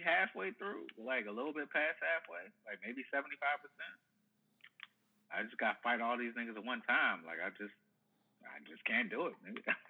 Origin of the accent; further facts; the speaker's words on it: Nashville, Tennessee, United States; I'm from West Nashville.